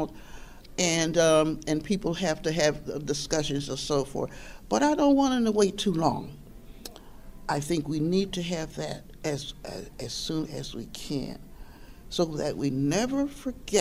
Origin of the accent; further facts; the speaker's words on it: Buffalo, New York, United States; East Side, because I grew up on the East Side of Buffalo